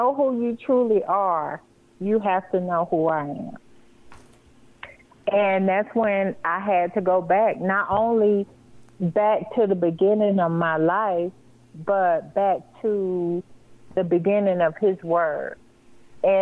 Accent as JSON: {"language": "English", "region": "Florida", "country": "United States", "also_born_or_lived": "Cleveland / Buffalo", "moved": "as an adult", "lives_now": "Colorado, United States", "said": "we're from Florida"}